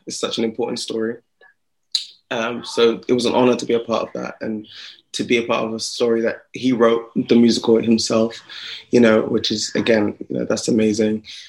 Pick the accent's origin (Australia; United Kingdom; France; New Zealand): United Kingdom; Slough, South East England; also born or lived in Jamaica (heritage); now in London, United Kingdom; I was born just outside of the London area, um, a little town called Slough. I'm a small town, small town guy, um, and then now I live in London.